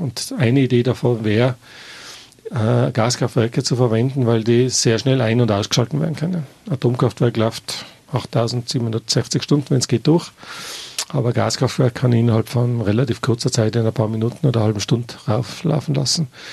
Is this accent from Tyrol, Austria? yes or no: yes; Tyrol, Austria